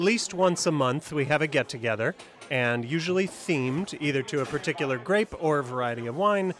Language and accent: English; Madison, Wisconsin, United States; I'm from Madison, Wisconsin.